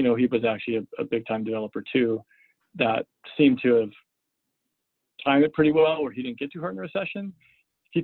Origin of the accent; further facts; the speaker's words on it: Seattle, Washington, United States; I grew up in Seattle, went to high school here in Seattle